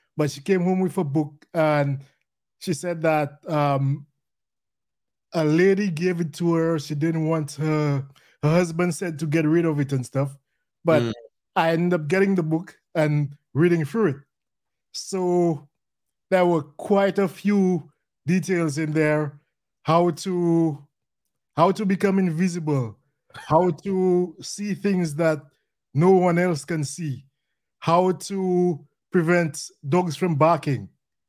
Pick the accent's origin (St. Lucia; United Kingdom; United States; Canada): St. Lucia; I'm from St. Lucia.